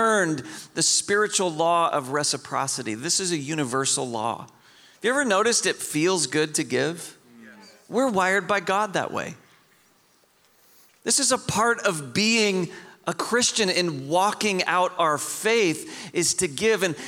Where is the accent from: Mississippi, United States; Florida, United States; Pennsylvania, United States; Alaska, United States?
Alaska, United States; Homer; moved away; The town I grew up in was called Homer